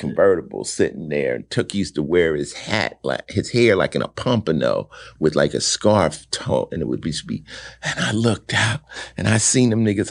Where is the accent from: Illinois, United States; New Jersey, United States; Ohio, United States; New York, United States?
New Jersey, United States; Summit; born or raised there; moved away; also born or lived in Newark, New Jersey